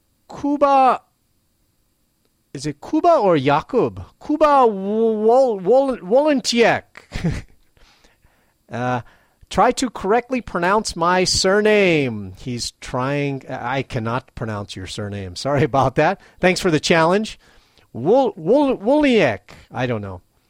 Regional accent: Venezuela; first language Spanish; English is a second language; now in Maui, United States; We are originally from Venezuela, but we've lived in Maui, Hawaii for more than 6 years now. Our mother language is Spanish. I learned English for myself.

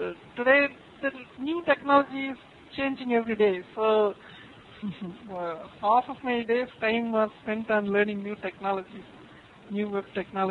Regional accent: Kanyakumari, Tamil Nadu, India; Basically, I'm from the southernmost part of the country, from Cape Comorin.

